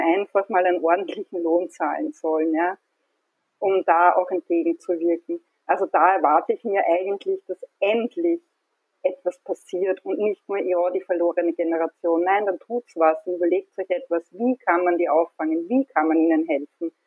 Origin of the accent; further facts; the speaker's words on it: Hornstein, Burgenland, Austria; now in Vienna, Austria; Also ich bin gebürtige Hornsteinerin und lebe aber schon seit vielen Jahren in Wien